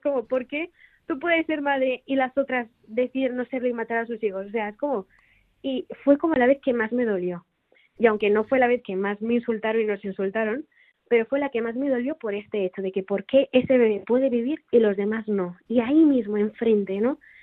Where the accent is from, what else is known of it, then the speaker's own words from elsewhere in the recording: Tarragona, Catalonia, Spain; also born or lived in Rotterdam, Netherlands; now in Barcelona, Spain; en Tarragona de donde soy